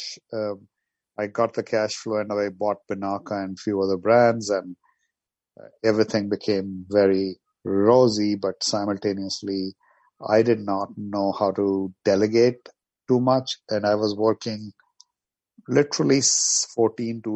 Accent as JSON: {"language": "English", "town": "New Delhi", "region": "Delhi", "country": "India", "also_born_or_lived": "Moscow, Russia / New York, United States", "moved": "as an adult", "lives_now": "United States", "said": "I'm from New Delhi, India, originally, and I went to study in Moscow, Russia. And I came to New York"}